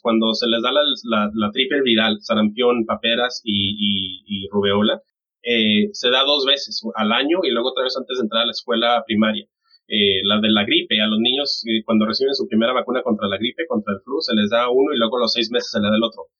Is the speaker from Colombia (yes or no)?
no; Mexico; moved away; yo soy de, de México